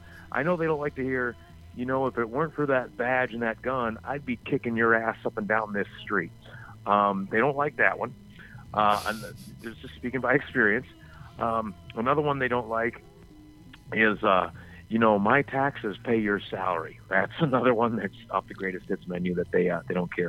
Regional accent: the South, United States; I grew up in the South

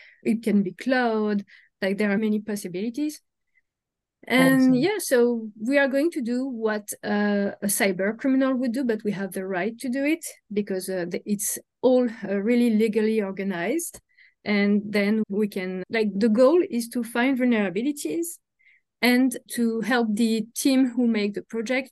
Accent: Paris, Île-de-France, France; moved away as an adult; now in Montreal, Canada; I'm originally from Paris, from France.

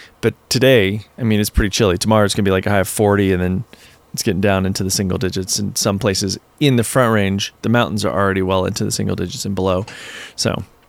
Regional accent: southeastern Virginia, United States; also born or lived in New York City; now in Colorado, United States; I'm from Virginia, southeastern Virginia.

